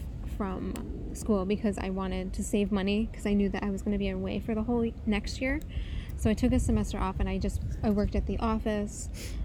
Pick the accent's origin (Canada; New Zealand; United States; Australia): United States; I felt it was so interesting to go to Turkey as an American in 2012